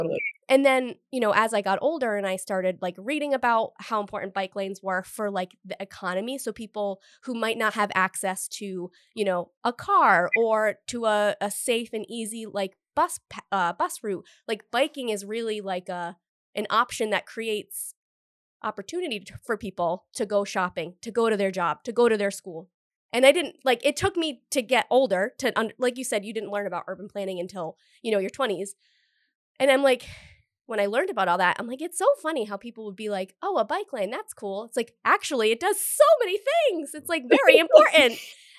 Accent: Cumberland, Rhode Island, United States; I'm from Cumberland, right, in Rhode Island. So it's like, there were like a lot of back roads and neighborhoods

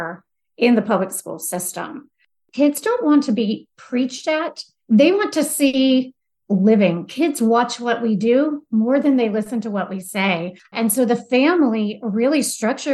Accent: the South, United States; I am from the South

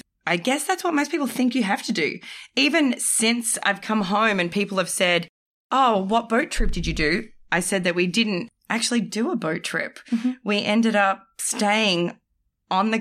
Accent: Australia; I'm from Australia

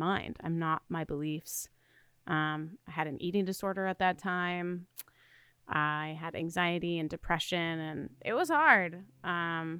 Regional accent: the South, United States; I am from the South

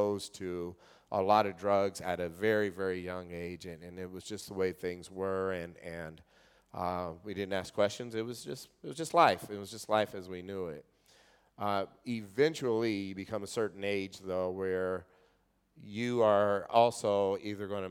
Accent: Kokomo, Indiana, United States; Kokomo, Indiana. That's my hometown

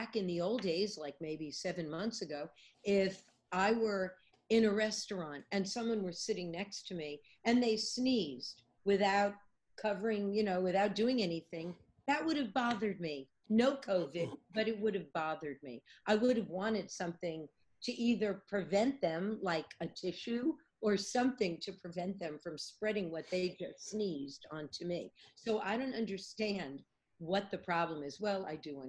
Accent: New York City, New York, United States; moved away as an adult; now in Nashville, United States; I'm actually born and raised in New York City, But I've been in Nashville

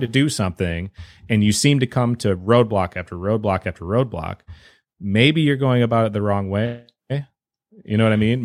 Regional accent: Wisconsin, United States; I'm from Wisconsin

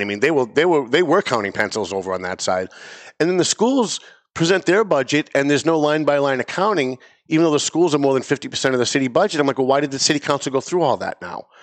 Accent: North Andover, Massachusetts, United States; It's Lawrence, it's Andover, it's North Andover, my hometown

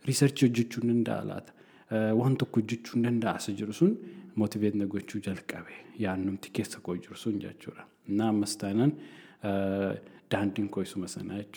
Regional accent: Oromo people, Oromia, Ethiopia; moved away as an adult; Ani gaafan of laalu waa'een barnoota kootii fi innaan uummatan keessatti guddadhe laalu. Uummanni Oromoo baay'ee

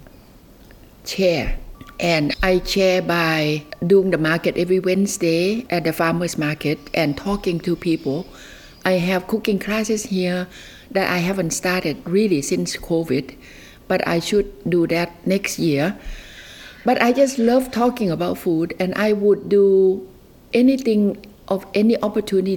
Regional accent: Nan, Thailand; also born or lived in Alaska; now in Castlemaine, Australia; I have really fallen in love with my hometown for the first time in my 70s

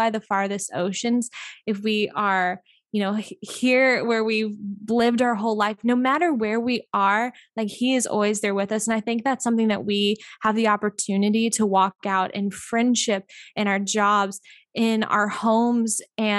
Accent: Missouri, United States; now in Pensacola, United States; So I am originally from Mid, Missouri. So I moved to Pensacola, the Gulf Coast, the beautiful Emerald Gold Coast.

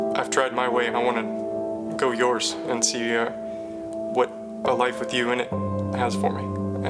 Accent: Silver Springs, Florida, United States; I grew up in Silver Springs, Florida.

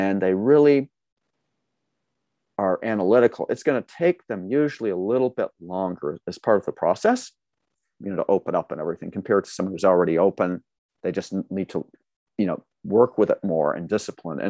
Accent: Massachusetts, United States; now in California, United States; I grew up in Massachusetts

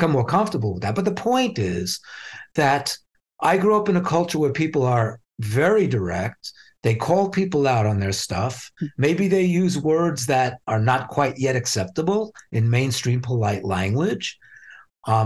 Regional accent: New York City, New York, United States; I grew up in Brooklyn. I was a street kid from Brooklyn

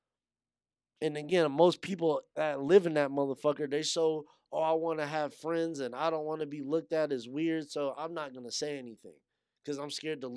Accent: Yuma, Arizona, United States; I grew up in Yuma. I went to high school in Yuma.

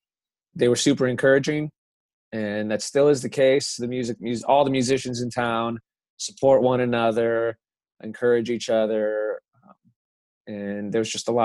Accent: southwest suburbs of Chicago, Illinois, United States; now in Nashville, United States; I grew up outside of Chicago in the southwest suburbs.

